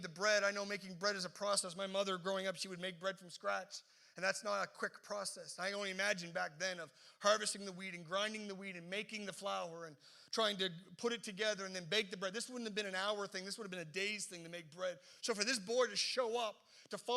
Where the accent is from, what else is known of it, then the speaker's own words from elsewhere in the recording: the East Coast, Atlantic Canada, Canada; now in Halifax, Canada; growing up in the East Coast